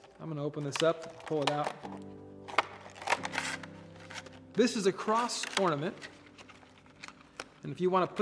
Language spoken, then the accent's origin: English; Oregon, United States; moved away; I grew up in Oregon, way out in the Pacific Northwest